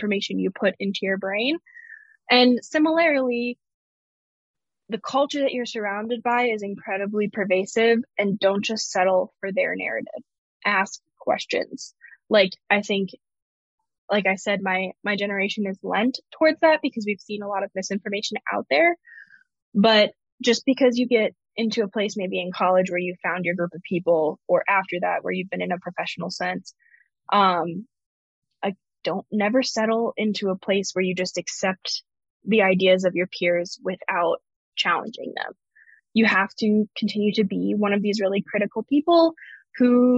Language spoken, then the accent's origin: English; the South, United States; moved away as an adult; now in Israel; growing up for the second part of my childhood, in the South